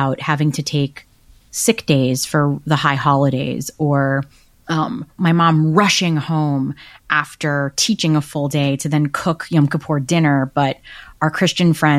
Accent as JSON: {"language": "English", "country": "United States", "accent": "Brooklyn, New Jersey Jewish", "said": "My accent is very strictly Brooklyn, New Jersey Jews with like Yiddish peppered"}